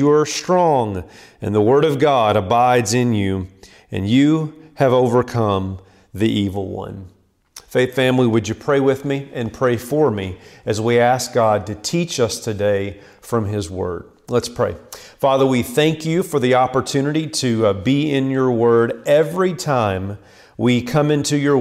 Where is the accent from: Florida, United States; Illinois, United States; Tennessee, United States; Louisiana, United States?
Tennessee, United States; Land Between the Lakes area; I grew up in the Land Between the Lakes area in Tennessee